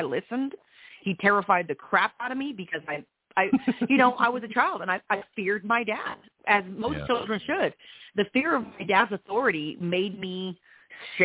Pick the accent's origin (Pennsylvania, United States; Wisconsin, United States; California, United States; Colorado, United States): Colorado, United States; Trinidad; I'm from small town Colorado. I was raised in Trinidad, Colorado.